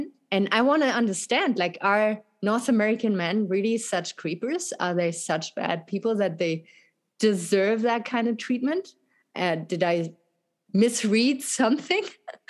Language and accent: English; Germany; English is a second language; also born or lived in France; now in United States; in Europe, where I come from Germany, from France, it is very different.